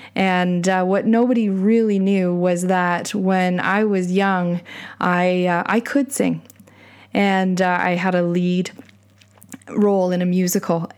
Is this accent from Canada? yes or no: yes; Canada; my pride in being Canadian